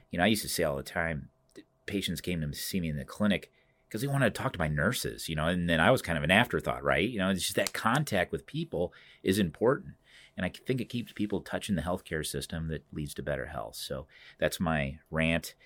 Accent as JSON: {"language": "English", "town": "Cedar Rapids", "region": "Iowa", "country": "United States", "tie": "born or raised there", "said": "Cedar Rapids is my hometown"}